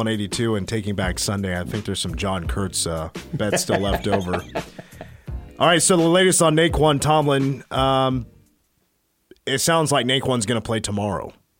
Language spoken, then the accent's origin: English; Clay Center, Kansas, United States; in Clay Center, we had two grocery stores that had video/video game departments that you go rent.